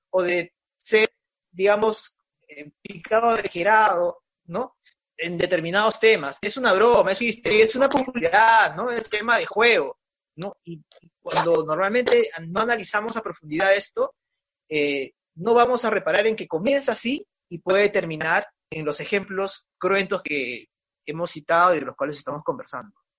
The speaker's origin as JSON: {"language": "Spanish", "country": "Peru", "said": "nos sentimos orgullosos de ser peruanos"}